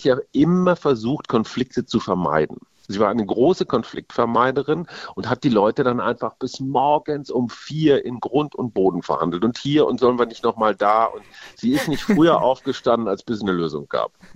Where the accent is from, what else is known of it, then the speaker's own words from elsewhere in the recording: Münster, North Rhine-Westphalia, Germany; moved away as an adult; also born or lived in Munich; now in Berlin, Germany; Ich bin in Münster aufgewachsen